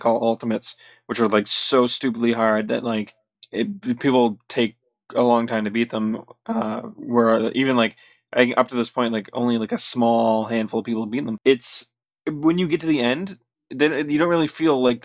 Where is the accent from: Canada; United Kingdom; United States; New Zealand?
Canada